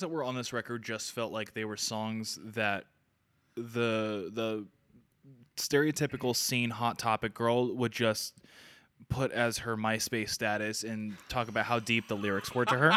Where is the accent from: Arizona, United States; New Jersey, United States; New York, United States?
Arizona, United States; We Are From Arizona.